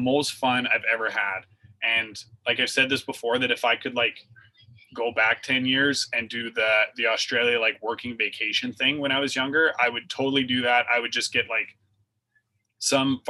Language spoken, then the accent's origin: English; Canada; I was from Canada